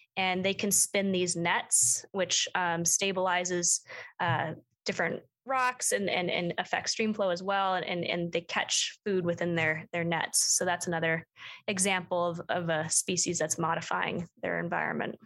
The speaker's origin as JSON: {"language": "English", "town": "Plymouth", "region": "Minnesota", "country": "United States", "tie": "born or raised there", "moved": "as an adult", "lives_now": "Bozeman, United States", "said": "I grew up in Minnesota, um, just outside the Twin Cities"}